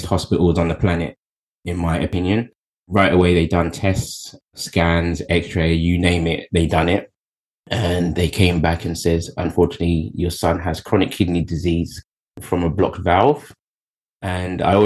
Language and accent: English; Kettering, United Kingdom; I was born in Kettering, Bedfordshire